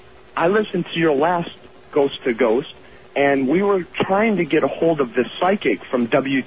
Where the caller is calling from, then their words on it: Lorain, Ohio, United States; Yes, I am calling from Lorain, Ohio, which is about 30 miles west of Cleveland